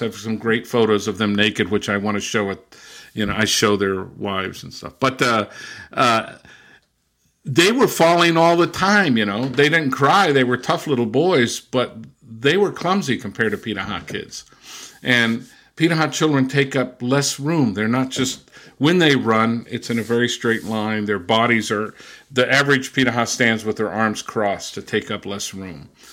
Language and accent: English; Southern California, United States; also born or lived in Brazil / England / Germany; now in Massachusetts, United States; I was born and raised in Southern California.